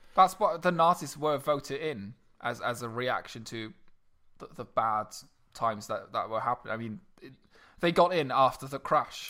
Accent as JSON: {"language": "English", "country": "Luxembourg", "moved": "yes", "said": "I'm officially a resident of this country and not of Luxembourg anymore"}